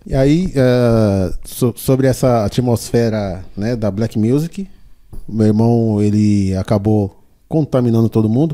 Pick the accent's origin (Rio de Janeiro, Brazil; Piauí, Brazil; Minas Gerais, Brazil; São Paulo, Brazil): São Paulo, Brazil; also born or lived in Diadema; quando eu tinha um ano, aí a gente veio pro Capão Redondo, onde a gente ficou